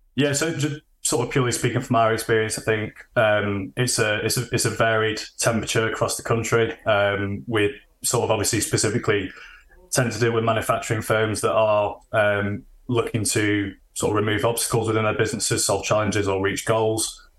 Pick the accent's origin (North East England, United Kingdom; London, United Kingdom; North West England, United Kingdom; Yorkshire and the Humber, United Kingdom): Yorkshire and the Humber, United Kingdom; Sheffield; I'm originally from Sheffield, living in Sheffield still